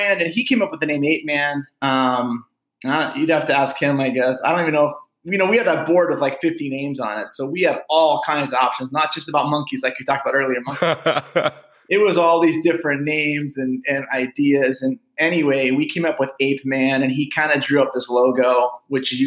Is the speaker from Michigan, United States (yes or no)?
no; Phoenix, Arizona, United States; my brother and I grew up here in West Phoenix, kind of a blue collar upbringing